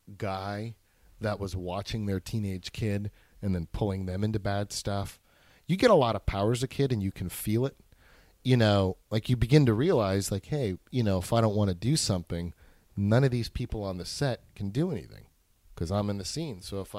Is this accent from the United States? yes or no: yes; New York City, New York, United States; But the cool thing about growing up in New York was you had a lot of freedom.